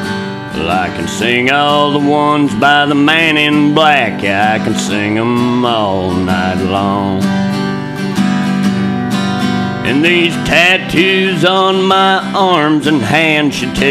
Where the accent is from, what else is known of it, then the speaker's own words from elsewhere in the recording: Portland, Oregon, United States; Well, I was raised in Southeast Portland, Oregon, that is. Down there in the Felony Flats, right by Hooker Bridge.